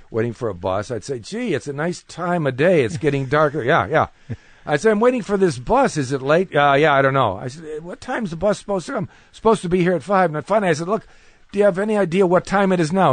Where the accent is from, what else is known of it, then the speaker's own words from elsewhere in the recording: Cleveland, Ohio, United States; I'm from Cleveland, Ohio